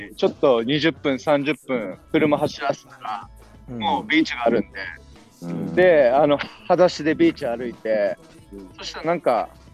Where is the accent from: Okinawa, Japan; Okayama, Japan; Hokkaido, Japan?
Okinawa, Japan; moved away as an adult; also born or lived in Tokyo; 僕がずっと生まれ育った沖縄